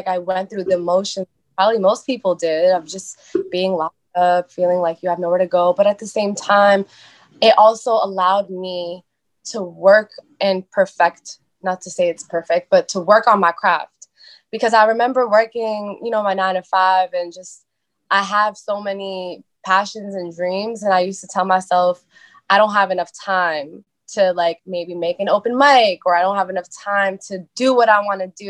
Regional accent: Boston, Massachusetts, United States; I was born and raised in East Boston. So I'm a Boston girl, I'm a city girl

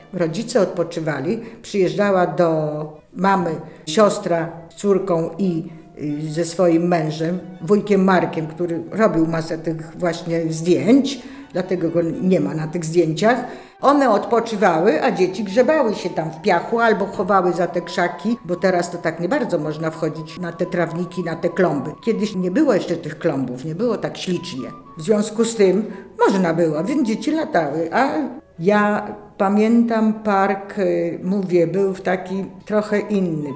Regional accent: Warsaw, Masovian Voivodeship, Poland; Urodziłam się w kamienicy Józefa Wiśniewskiego na ulicy Biedronki numer 85

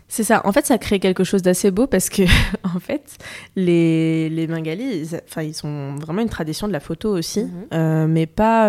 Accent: France; je suis née en France, j'ai grandi en France

